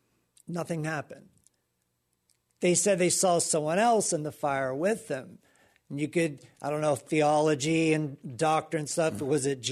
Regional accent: Pensacola, Florida, United States; Pensacola, Florida.

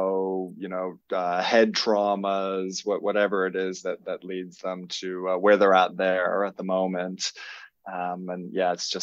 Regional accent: Canada; moved away as an adult; also born or lived in Melbourne, Australia; now in Byron Bay, Australia; I am Canadian, originally born. I've been in Australia for 20 plus years. Came over as a traveler

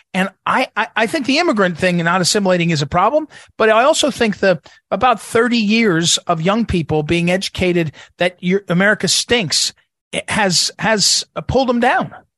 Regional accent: Jersey City, New Jersey, United States; I grew up in Jersey City, New Jersey

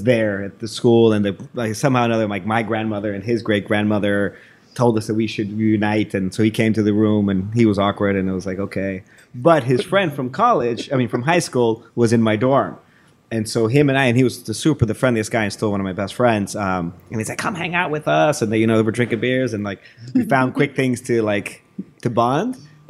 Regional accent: Mexico; So born and raised in Mexico. My mother's American. My dad is from Mexico.

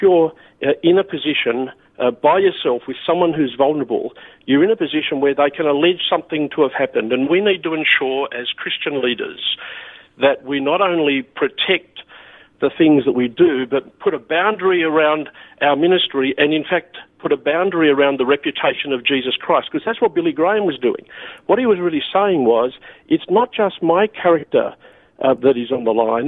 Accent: Newcastle, New South Wales, Australia; the church I grew up in Newcastle

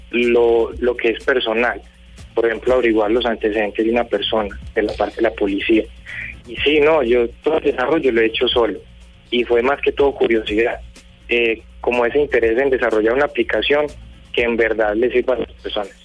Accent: Colombia; yo como ciudadano colombiano

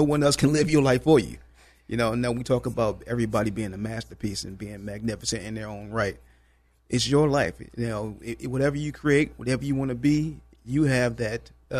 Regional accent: Washington, District of Columbia, United States

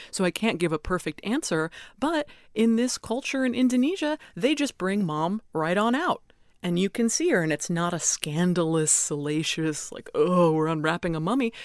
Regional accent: United States; I am an American funeral director, I'm licensed here in America, I own a funeral home in America

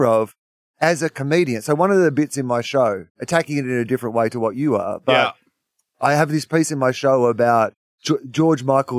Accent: New Zealand; I'm Kiwi

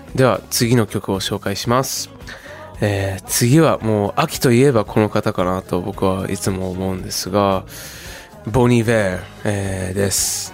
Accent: Zushi, Kanagawa, Japan; 僕の地元の、えー、湘南の方、えー、逗子

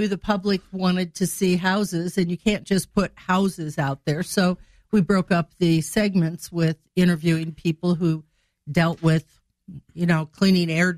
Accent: Greenville, Illinois, United States; moved away as an adult; also born or lived in Chicago, Illinois / Decatur, Illinois; now in Springfield, United States; I'm from Greenville, Illinois

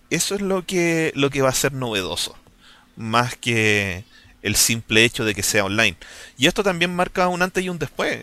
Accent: Chile

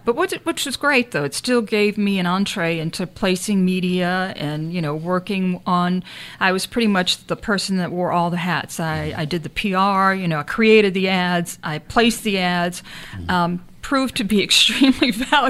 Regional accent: New Orleans, Louisiana, United States; New Orleans is truly a melting pot. So I at a very early age, not being Cajun, being Irish, got really the culture embedded in me because my grandmothers would cook gumbo

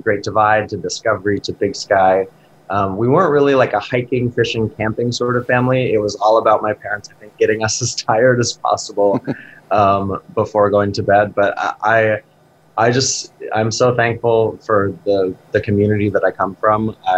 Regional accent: Helena, Montana, United States; moved away as an adult; now in New York City, United States; And my mom grew up on the High Line in Glasgow. Her family were ranchers, the Etchart family. I'm one of six kids, so we born and raised in Helena.

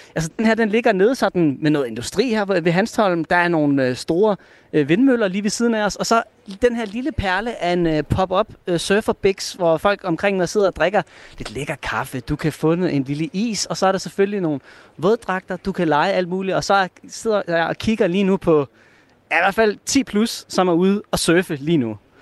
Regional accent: Hirtshals, North Denmark Region, Denmark; now in Aarhus, Denmark; jeg kommer jo oprindeligt fra Hirsald, sådan en rigtig fiskerby

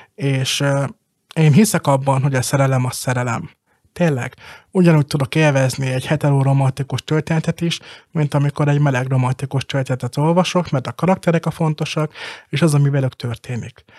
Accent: Balassagyarmat, Nógrád, Hungary; Balasagyarmaton, a szülővárosomban

